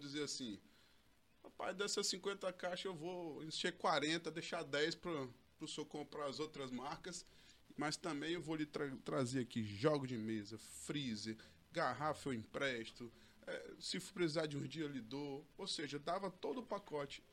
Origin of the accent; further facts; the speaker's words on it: Porto Velho, Rondônia, Brazil; eu sou daqui de Porto Velho mesmo, tá? É, estudei lá desde o início lá, Colégio Samaritana